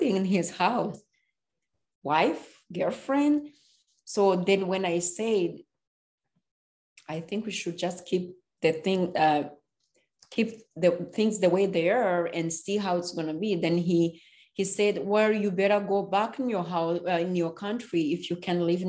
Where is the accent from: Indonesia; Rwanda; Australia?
Rwanda; English is a second language; moved away as an adult; now in United States; I'm from Rwanda.